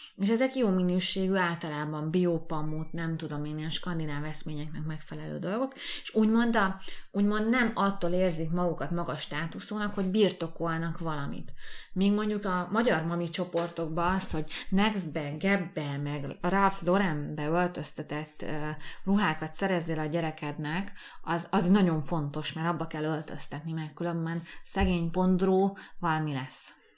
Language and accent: Hungarian; Hungary; moved away as an adult; now in Budapest, Hungary; mind a ketten egy vidéki városból jöttünk, a Dávid egy nagyobbból, én egy kisebből